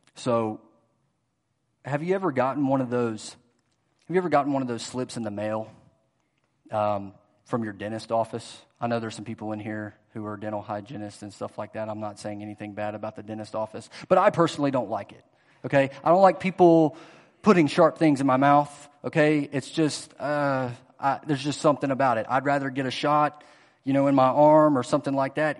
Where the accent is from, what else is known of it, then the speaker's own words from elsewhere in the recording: Greenville, South Carolina, United States; moved away as an adult; now in Louisville, United States; I grew up in Greenville, South Carolina, Greenville, Spartanburg area.